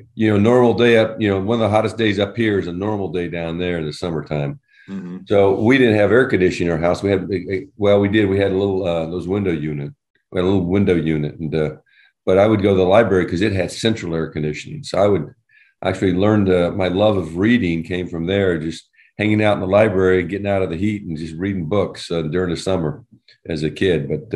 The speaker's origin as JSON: {"language": "English", "town": "Albany", "region": "Georgia", "country": "United States", "tie": "born or raised there", "also_born_or_lived": "Arizona / Utah", "moved": "as an adult", "said": "So I grew up in a little community in Georgia. It's up here, you call it Albany. Down there, they call it Albany."}